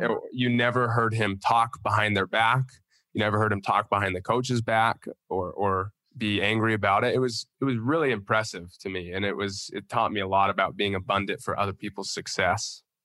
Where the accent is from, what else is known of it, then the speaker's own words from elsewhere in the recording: Utah, United States; I'm from Utah